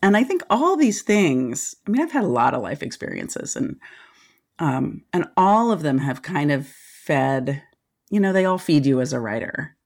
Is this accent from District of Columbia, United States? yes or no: yes; Washington, District of Columbia, United States; moved away as an adult; also born or lived in Santa Cruz, California / Nelson County, Virginia; I was born and raised in Washington, D C, like in the city, in the eighties